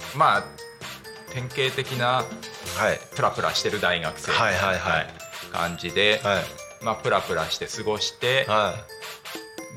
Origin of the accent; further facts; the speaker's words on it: Narita, Chiba, Japan; 生まれは成田ですよ。